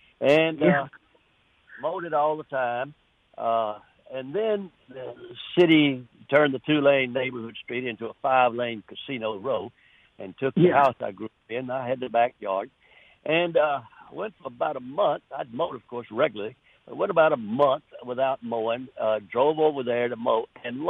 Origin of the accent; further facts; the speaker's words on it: Bossier City, Louisiana, United States; now in Hazlehurst, United States; I grew up in Bossier City, Louisiana, with a chinaberry tree in our backyard, 1940s and 50s.